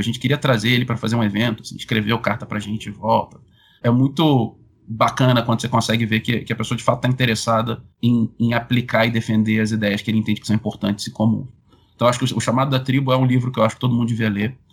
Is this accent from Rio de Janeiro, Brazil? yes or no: yes; Rio de Janeiro, Brazil; sou carioca